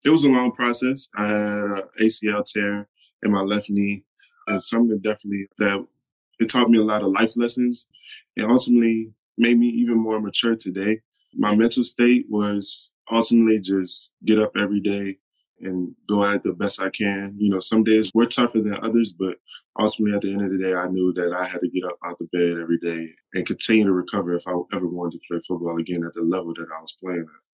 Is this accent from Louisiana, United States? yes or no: yes; New Orleans, Louisiana, United States; I'm from New Orleans. You know, I never lived anywhere else